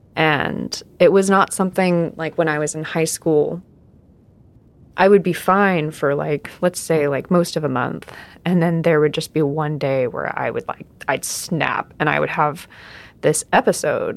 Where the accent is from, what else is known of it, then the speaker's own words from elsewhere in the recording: Southern California, United States; also born or lived in Arizona; I was uh, born in uh, Arizona, and then I grew up in Southern California